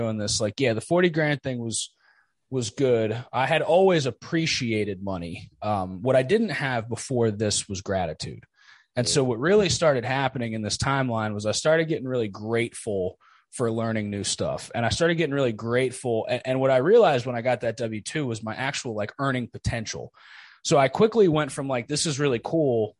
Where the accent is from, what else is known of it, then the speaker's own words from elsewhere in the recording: New Jersey, United States; I grew up in Jersey